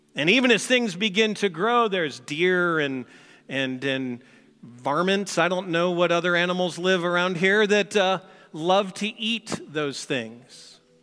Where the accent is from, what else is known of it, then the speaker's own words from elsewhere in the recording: St. Louis, Missouri, United States; moved away; I grew up in Saint Louis